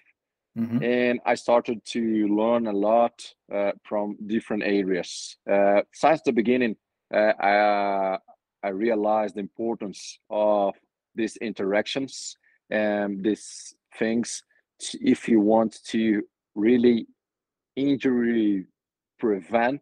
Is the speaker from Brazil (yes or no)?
yes; Brazil; English is a second language; moved away as an adult; now in London, United Kingdom; Today I live in UK, London, but I'm from Brazil.